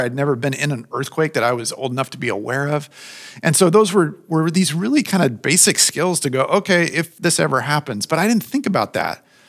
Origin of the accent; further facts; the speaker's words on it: Southern California, United States; I grew up in Southern California.